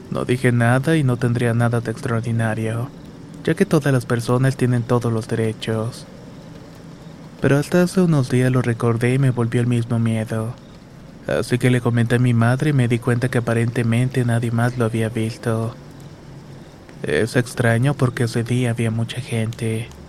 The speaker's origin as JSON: {"language": "Spanish", "town": "Monterrey", "region": "Nuevo León", "country": "Mexico", "tie": "born or raised there", "also_born_or_lived": "Ciudad Juárez, Mexico", "said": "Vivo en Monterrey, Nuevo León, pero nací en Ciudad Juárez, Chihuahua. Mis padres nos trajeron cuando tenía como un año de vida"}